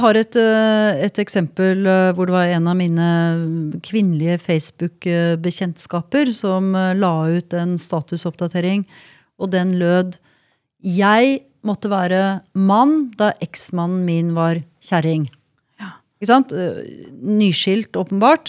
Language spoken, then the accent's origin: Norwegian; Norway; Jeg er også nordmann